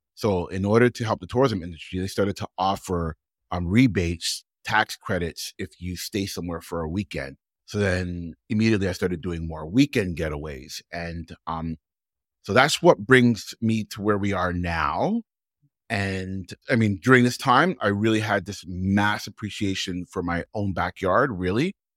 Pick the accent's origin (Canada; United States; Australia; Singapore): Canada; Toronto, Ontario; I'm from Toronto